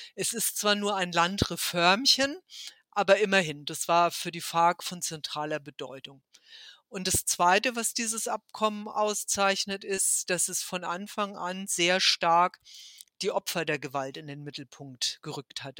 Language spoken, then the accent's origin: German; Germany; mich als Deutsche